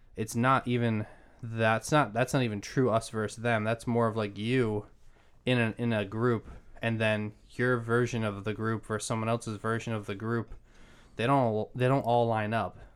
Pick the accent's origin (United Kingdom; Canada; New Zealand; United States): United States; Massachusetts; moved away; also born or lived in Maryland / Pennsylvania; I grew up in Massachusetts